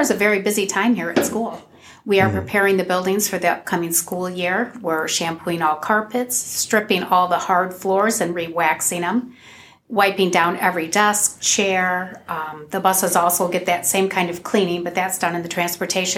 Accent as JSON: {"language": "English", "area": "Providence Township", "region": "Ohio", "country": "United States", "tie": "born or raised there", "said": "I grew up in Providence Township, although I didn't attend Otsego. I attended Anthony Wayne High School"}